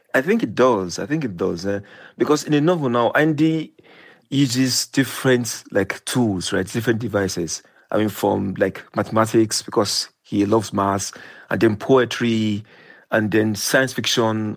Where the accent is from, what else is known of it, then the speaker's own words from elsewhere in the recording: Nigeria; when I was growing up in Nigeria